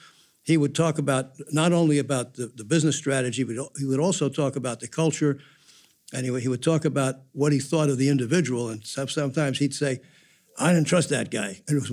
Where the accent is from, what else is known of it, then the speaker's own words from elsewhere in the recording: New Jersey, United States; I grew up in New Jersey, and my dad worked on Wall Street.